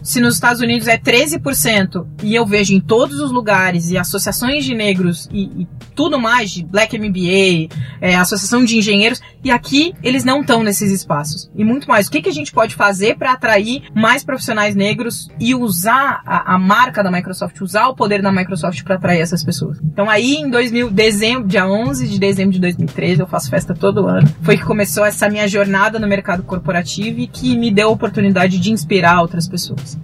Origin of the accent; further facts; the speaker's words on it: Pelotas, Rio Grande do Sul, Brazil; moved away as an adult; also born or lived in Maputo, Mozambique; now in São Paulo, Brazil; o McDonald's tinha acabado de chegar em Pelotas, eu sou do interior do Rio Grande do Sul e meus pais não tinham grana para me levar lá